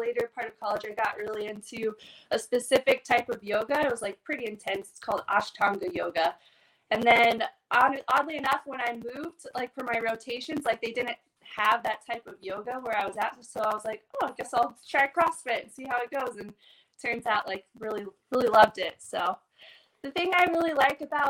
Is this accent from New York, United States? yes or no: no; Indiana, United States; moved away as an adult; now in Connecticut, United States; I'm from Indiana